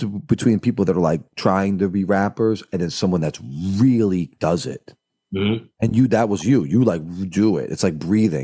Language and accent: English; Boston, Massachusetts, United States; now in Minneapolis, United States; I'm from New England